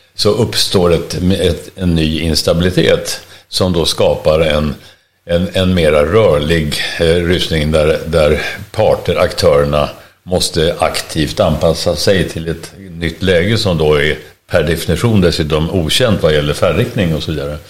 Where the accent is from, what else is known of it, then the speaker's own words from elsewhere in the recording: Sweden; vi är svenskar